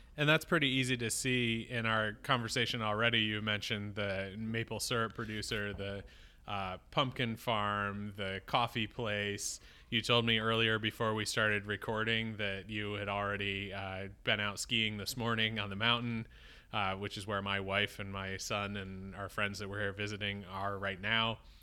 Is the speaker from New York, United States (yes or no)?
yes; Syracuse, New York, United States; moved away; I grew up in Syracuse